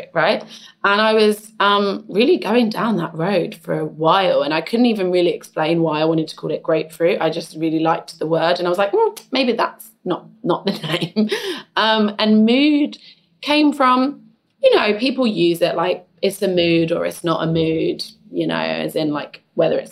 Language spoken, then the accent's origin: English; London, United Kingdom; I grew up in East London